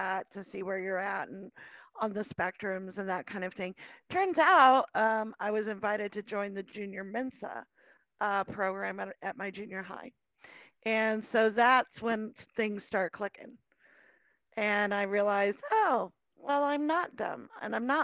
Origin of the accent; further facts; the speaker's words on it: Colorado, United States; I was born and raised in Colorado.